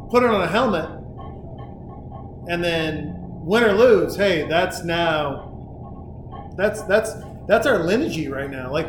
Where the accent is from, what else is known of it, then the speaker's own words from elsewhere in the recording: Montana, United States; from Montana. I became a Niners fan because of Joe Montana